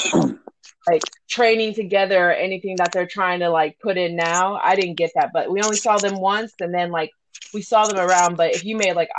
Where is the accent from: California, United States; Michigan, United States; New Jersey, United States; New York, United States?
California, United States; Woodland; moved away as an adult; also born or lived in Sacramento, California; I'm from Sacramento, California. I lived in Woodland most of my life as a teenager. I did move around a lot before that with my mom, but I mostly say I'm from Sacramento, Woodland area